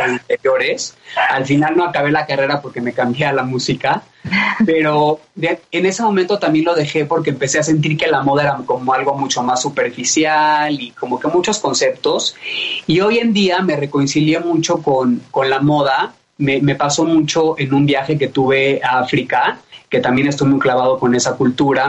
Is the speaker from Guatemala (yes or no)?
no; Mexico City, Mexico; Nací en la Ciudad de México. Eh, mi familia, mis papás también, mis abuelos no son de aquí, pero yo ya soy más mexicano que la tortilla.